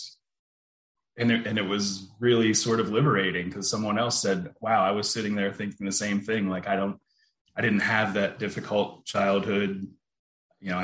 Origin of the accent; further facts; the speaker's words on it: central Pennsylvania near Harrisburg, United States; I grew up in Pennsylvania, in central Pennsylvania near Harrisburg